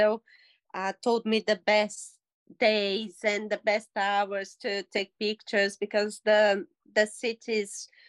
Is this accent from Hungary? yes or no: no; Belo Horizonte, Minas Gerais, Brazil; moved away as an adult; now in England; I'm from Belo Horizonte, Minas Gerais